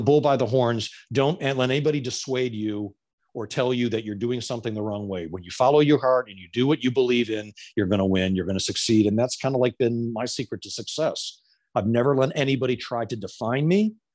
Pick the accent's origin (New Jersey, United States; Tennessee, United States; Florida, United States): Florida, United States; I'm from Florida